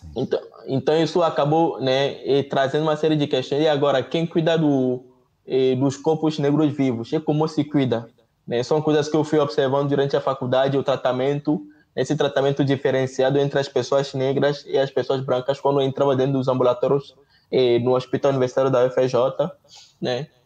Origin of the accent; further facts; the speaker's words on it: Togo; Portuguese is a second language; moved away as an adult; also born or lived in Rio de Janeiro, Brazil; now in Brazil; Em casa a gente falava francês, Mina e V.